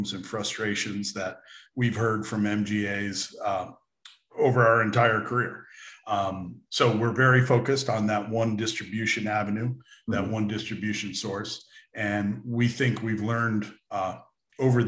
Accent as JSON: {"language": "English", "country": "United States", "tie": "born or raised there", "also_born_or_lived": "Bermuda / London / Europe", "said": "I grew up in America"}